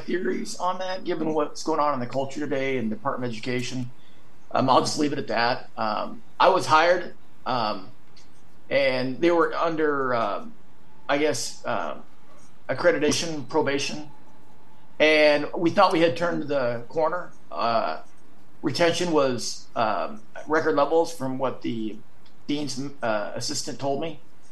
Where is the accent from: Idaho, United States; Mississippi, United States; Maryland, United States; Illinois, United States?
Idaho, United States; now in New York, United States; I'm from Idaho